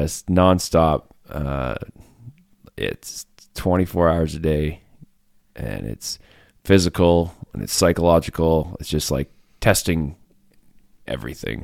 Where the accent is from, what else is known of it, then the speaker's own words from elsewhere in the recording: Fishing Lake Métis Settlement, Alberta, Canada; moved away as an adult; I'm from Alberta. I grew up in the middle of nowhere, a little Métis settlement called Fishing Lake Métis settlement.